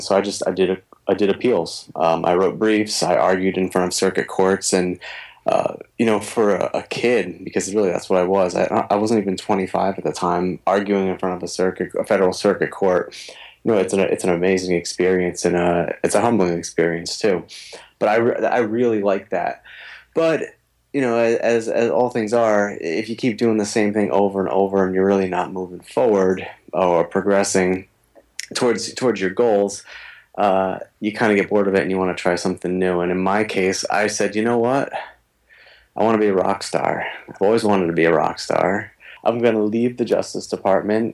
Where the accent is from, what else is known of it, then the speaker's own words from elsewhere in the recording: East Coast, United States; now in Minnesota, United States; can't tell from the way I talk, I'm from the East Coast, but I am living in Minnesota now